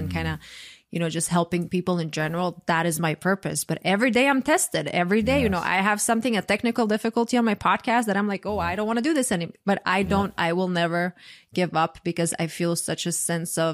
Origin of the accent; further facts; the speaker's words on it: Croatia; moved away as an adult; now in United States; I am from Croatia originally